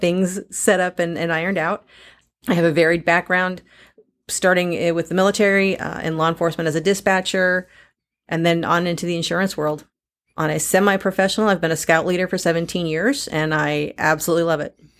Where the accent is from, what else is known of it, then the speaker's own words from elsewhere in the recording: San Diego, California, United States; now in Missouri, United States; Growing up in San Diego